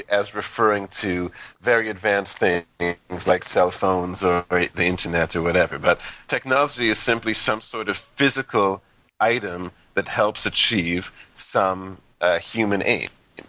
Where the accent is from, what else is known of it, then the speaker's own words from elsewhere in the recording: Canada; bringing this huge country together is something that you really can't avoid growing up in Canada.